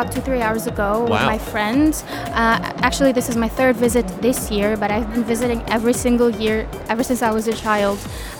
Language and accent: English; Sharjah, United Arab Emirates; I grew up in Sharjah